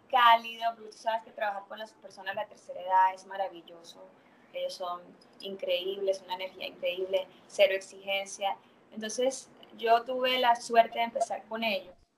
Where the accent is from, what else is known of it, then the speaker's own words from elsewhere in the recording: Venezuela; moved away as an adult; also born or lived in Mexico / Canada; now in Santo Domingo, Dominican Republic; soy venezolana, pero me mudé a México en el 2000